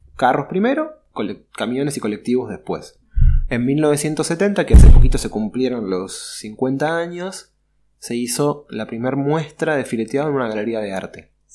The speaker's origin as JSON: {"language": "Spanish", "region": "Buenos Aires", "country": "Argentina", "said": "soy porteño de Buenos Aires, nací en el año 82"}